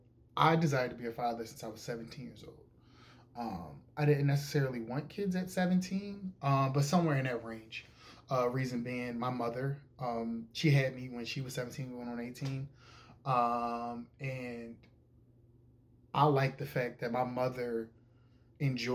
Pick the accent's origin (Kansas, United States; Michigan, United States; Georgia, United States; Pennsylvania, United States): Pennsylvania, United States; Philadelphia; I am from Philadelphia, Pennsylvania. I am born and raised. I've been here my entire life.